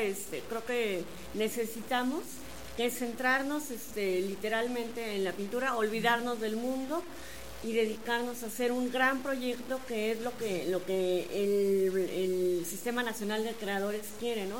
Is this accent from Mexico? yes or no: yes; Querétaro, Mexico; Somos dos queretanos